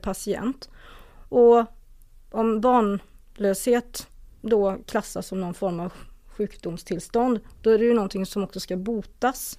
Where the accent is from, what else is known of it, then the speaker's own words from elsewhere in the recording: a small community just outside Borås, Västra Götaland, Sweden; also born or lived in South Korea; jag växte upp i ett litet samhälle strax utanför Borås. Det hörs, det lär ju höras